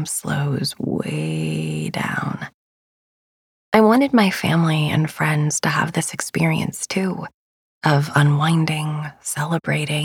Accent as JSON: {"language": "English", "region": "North Texas", "country": "United States", "tie": "born or raised there", "also_born_or_lived": "Los Angeles", "moved": "as an adult", "said": "Being a kid growing up in North Texas, which is mostly flat and dry"}